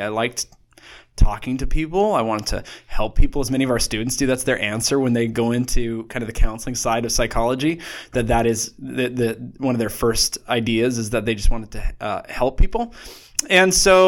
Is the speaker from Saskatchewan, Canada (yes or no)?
yes; Saskatoon, Saskatchewan, Canada; I grew up in Saskatoon, Saskatchewan, Canada